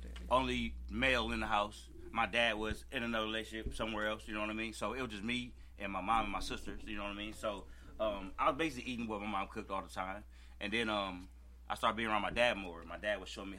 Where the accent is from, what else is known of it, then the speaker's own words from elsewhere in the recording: Peoria, Illinois, United States; moved away; also born or lived in St. Louis; I'm from Peoria. I love my city.